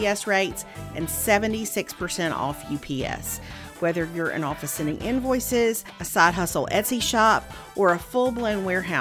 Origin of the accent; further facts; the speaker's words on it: Meridian, Mississippi, United States; now in Alabama, United States; I grew up in Mississippi